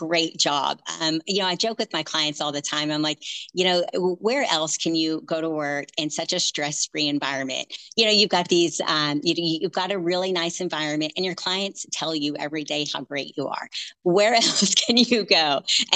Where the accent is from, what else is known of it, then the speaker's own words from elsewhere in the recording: Oklahoma, United States; moved away as an adult; also born or lived in Pittsburgh, Pennsylvania; now in North Texas, United States; I was actually born and raised in Oklahoma, moved to Pittsburgh, Pennsylvania for about 7 years